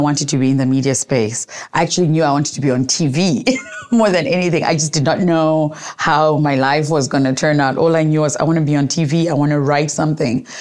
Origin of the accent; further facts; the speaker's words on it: Gweru, Midlands, Zimbabwe; now in Harare, Zimbabwe; I grew up in Zimbabwe in a small town called Gweru. I live in Harare now, but I grew up in Gweru